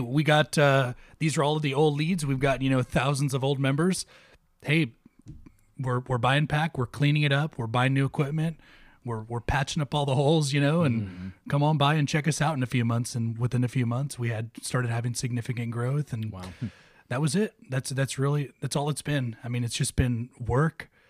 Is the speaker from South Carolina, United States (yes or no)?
no; Oxnard, California, United States; moved away as an adult; also born or lived in Ventura, California / West Texas; I was uh, born and raised in Oxnard. Went Oxnard High